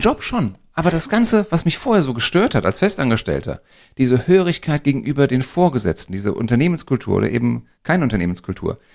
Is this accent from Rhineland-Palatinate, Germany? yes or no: no; Frankfurt area, Hesse, Germany; wir sind ja hier am Frankfurter Raum groß geworden und von daher so ein bisschen Lokalpatriotismus